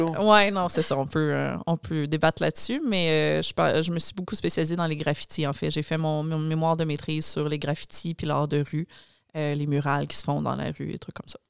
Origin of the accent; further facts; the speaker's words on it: Joliette, Quebec, Canada; moved away as an adult; now in Montreal, Canada; je viens de Joliette à la base